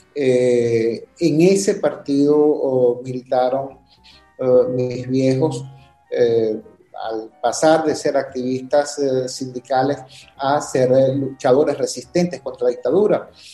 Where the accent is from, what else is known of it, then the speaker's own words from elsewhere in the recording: Caracas, Capital District, Venezuela; also born or lived in Valencia, Venezuela; así es como llegamos a Caracas y así es como llegamos a los Magallanes de Catia